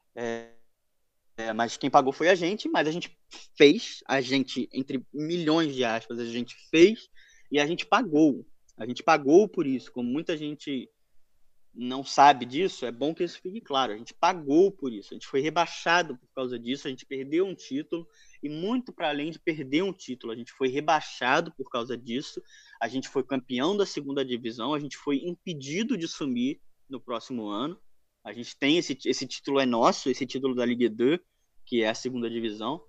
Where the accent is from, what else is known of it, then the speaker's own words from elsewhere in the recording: Rio de Janeiro, Brazil; also born or lived in Madeira, Portugal; eu nasci em Portugal, nasci na Ilha da Madeira, mas eu moro no Rio de Janeiro desde que eu sou um bebezinho